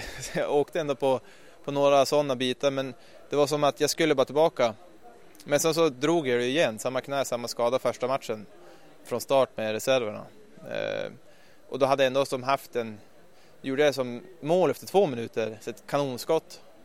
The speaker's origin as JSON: {"language": "Swedish", "town": "Ljusvattnet", "region": "Västerbotten County", "country": "Sweden", "tie": "born or raised there", "also_born_or_lived": "Skellefteå / Stockholm", "moved": "as an adult", "said": "jag kom ju som sagt från Norrland, en liten ort där uppe i Ljusvattnet som... Jag gick i och för sig skola i Skellefteå"}